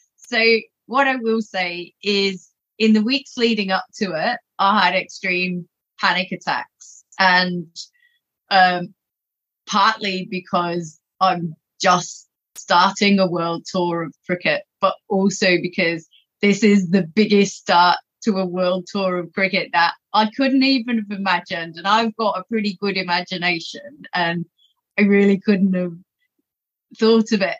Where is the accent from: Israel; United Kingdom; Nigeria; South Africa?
United Kingdom; England; moved away as an adult; now in Australia; growing up in England